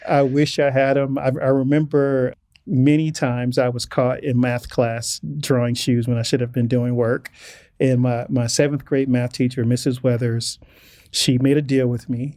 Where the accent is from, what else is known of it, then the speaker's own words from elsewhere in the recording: Inglewood, California, United States; growing up as, as a black male growing up in Englewood in the eighties